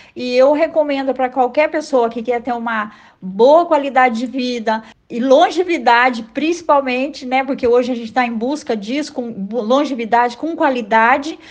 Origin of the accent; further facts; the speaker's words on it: Cornélio Procópio, Paraná, Brazil; na minha cidade natal, que é Cornélio Procópio